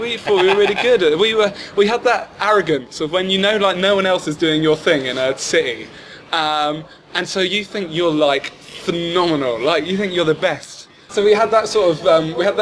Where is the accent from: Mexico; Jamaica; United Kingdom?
United Kingdom; St Albans, East of England; moved away as an adult; now in London, United Kingdom; I was one of the first to move to London because I'm from St. Albans, which is very close